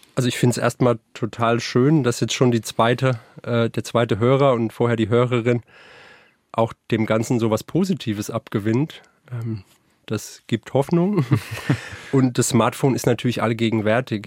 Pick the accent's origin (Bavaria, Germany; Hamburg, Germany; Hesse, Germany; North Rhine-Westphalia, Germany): Hesse, Germany; Frankfurt; ich komme aus Frankfurt